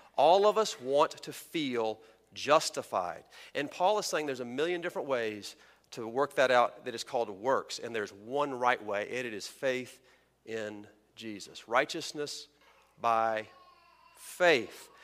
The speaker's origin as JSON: {"language": "English", "region": "Texas", "country": "United States", "tie": "born or raised there", "said": "Texans, my home country, I mean state"}